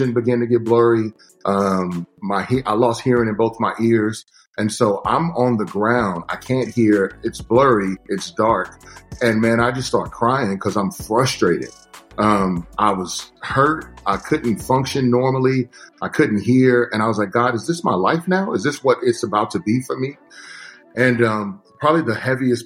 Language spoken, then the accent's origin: English; Texas, United States; growing up in Texas